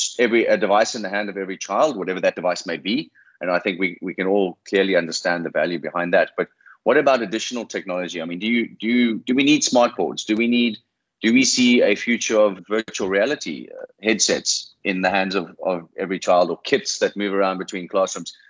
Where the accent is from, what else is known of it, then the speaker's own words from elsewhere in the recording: South Africa; moved away; as a South African, this is a major challenge for my children who are being educated in South Africa